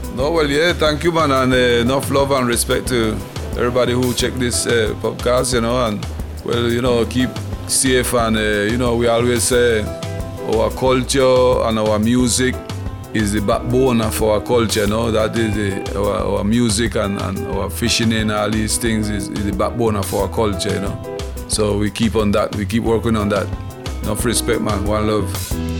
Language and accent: English; San Andrés, San Andrés, Providencia and Santa Catalina, Colombia; first language San Andres Providencia Creole; English is a second language; I'm from San Andres, born in San Andres